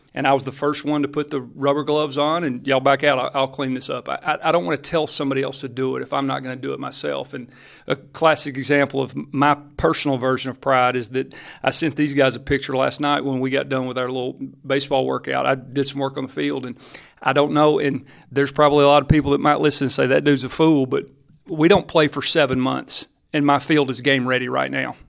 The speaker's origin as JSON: {"language": "English", "town": "McMinnville", "region": "Tennessee", "country": "United States", "tie": "born or raised there", "said": "Like, I grew up here. You know, I'm from McMinnville."}